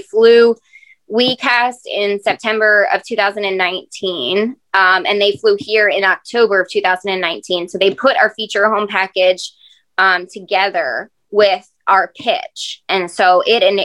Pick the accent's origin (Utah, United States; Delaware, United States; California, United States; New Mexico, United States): Delaware, United States; Greenwood; growing up, I grew up in Greenwood